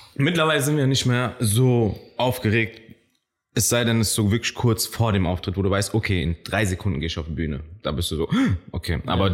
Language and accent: German; Frankfurt, Hesse, Germany; also born or lived in Kenya / Maintal; Ich bin in Kenia geboren, kam dann nach Niederrad, längere Zeit in Niederrad wie, geblieben.